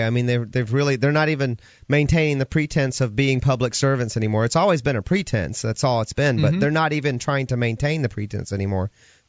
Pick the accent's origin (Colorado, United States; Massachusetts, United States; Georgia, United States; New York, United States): Georgia, United States; Atlanta; now in Keene, United States; my hometown of Atlanta, Georgia.